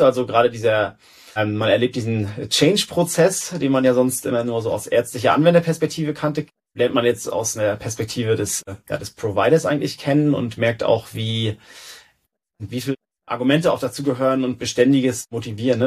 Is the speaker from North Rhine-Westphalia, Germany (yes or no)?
no; Rostock, Mecklenburg-Vorpommern, Germany; also born or lived in Berlin, Germany / Stockholm, Sweden; Dann hat's mich zurück nach Rostock wieder gebracht, in meine Heimatstadt